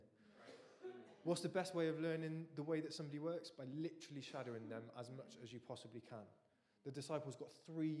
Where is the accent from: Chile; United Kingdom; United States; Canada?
United Kingdom; England; as English people